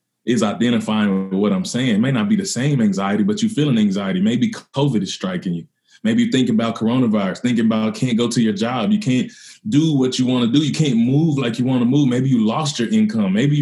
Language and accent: English; Mississippi, United States; I grew up in Mississippi.